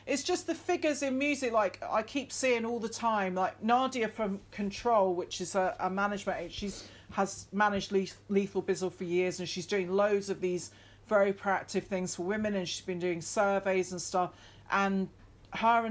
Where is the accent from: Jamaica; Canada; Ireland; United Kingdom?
United Kingdom; the Highlands, Scotland; growing up in the Highlands didn't really help that.